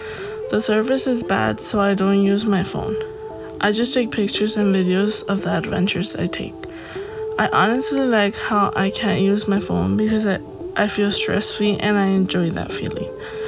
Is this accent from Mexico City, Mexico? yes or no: no; Jalisco, Mexico; now in United States; I went to my hometown in Jalisco, Mexico.